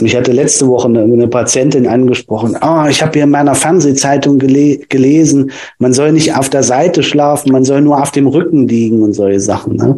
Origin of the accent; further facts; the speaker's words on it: Nordhausen, Thuringia, Germany; Ich komme ähm, aus Thüringen, aus äh, Nordhausen